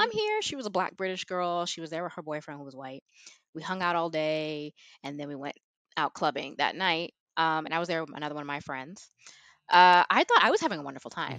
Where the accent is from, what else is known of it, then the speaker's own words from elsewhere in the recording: Houston, Texas, United States; moved away as an adult; also born or lived in South Korea / Madrid, Spain; growing up in Texas, especially in suburbia